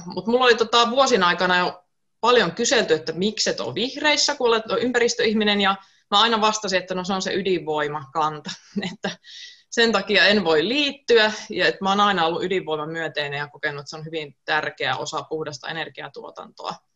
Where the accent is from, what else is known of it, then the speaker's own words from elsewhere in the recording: Joensuu, North Karelia, Finland; moved away; also born or lived in Espoo; muutin takaisin kotiseudulle Joensuuhun Espoosta viime keväänä